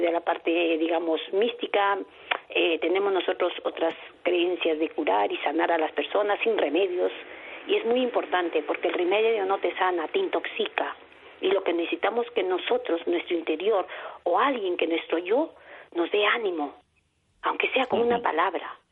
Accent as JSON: {"language": "Spanish", "country": "Peru", "moved": "yes", "lives_now": "Madrid, Spain", "said": "yo soy de Perú"}